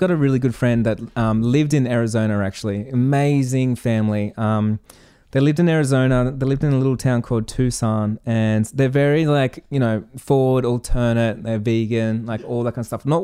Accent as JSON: {"language": "English", "country": "Australia", "tie": "born or raised there", "said": "like growing up as an Australian, like I'm innocent in Australia and watching Hollywood movies"}